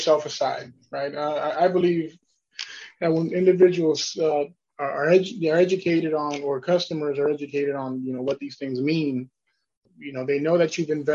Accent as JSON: {"language": "English", "region": "New York", "country": "United States", "moved": "yes", "said": "I'm originally from New York"}